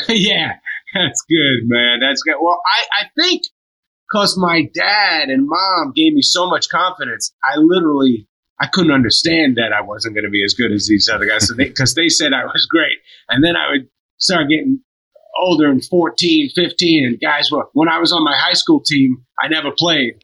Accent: near Boston, Massachusetts, United States; I grew up near near Boston

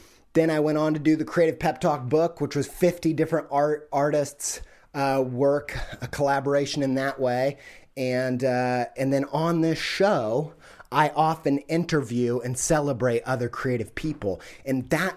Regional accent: Midwest, United States; I'm from the Midwest.

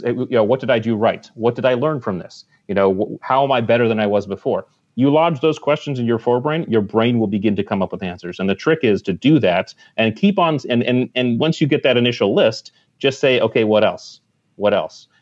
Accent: Connecticut, United States; I grew up in Connecticut, right on the water

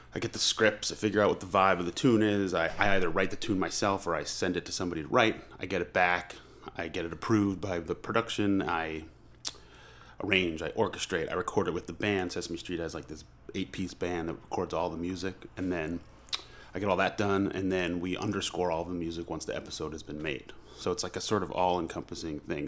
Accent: Long Island, New York, United States; also born or lived in Manhattan; I grew up on Long Island

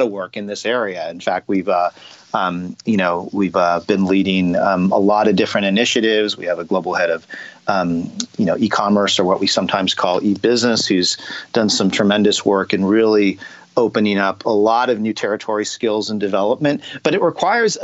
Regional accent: California, United States; moved away as an adult; also born or lived in Cincinnati, Ohio; I'm originally from California

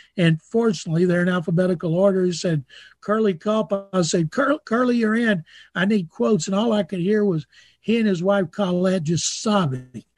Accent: Waco, Texas, United States; growing up in Waco, Texas

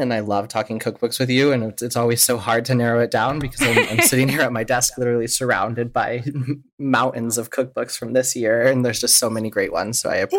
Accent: Midwest, United States; I grew up in the Midwest and my ancestors are Czech. And so I had a lot of like kolaches and kringles and things like that growing up in the Midwest.

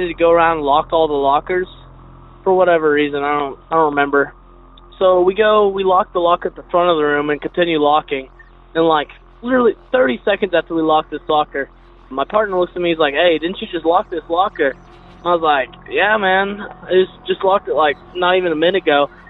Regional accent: Texas, United States; I'm from Texas

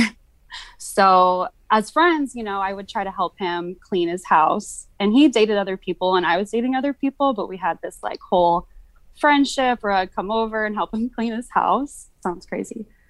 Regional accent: California, United States; moved away as an adult; I'm from California

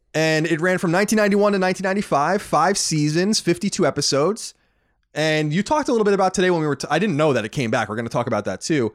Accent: Long Island, New York, United States; also born or lived in Boston; now in Los Angeles, United States; born and raised on Long Island

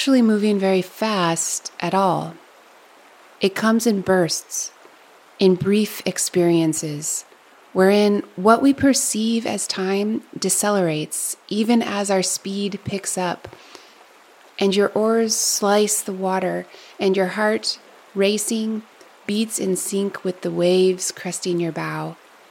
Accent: Alaska, United States; moved away; I grew up in a broad Alaskan glacial valley

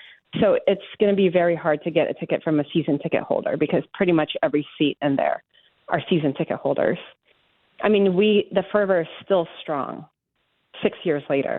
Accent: Las Vegas, Nevada, United States; it's my hometown. I love Vegas first before I love everything else.

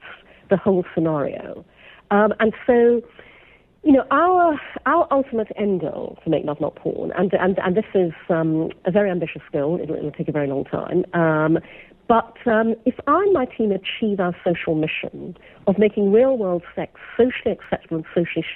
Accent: Brunei; I was brought up in Brunei, in Borneo.

